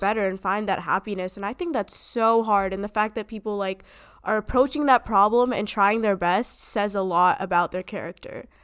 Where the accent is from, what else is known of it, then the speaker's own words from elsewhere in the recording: United States; We are growing up in America.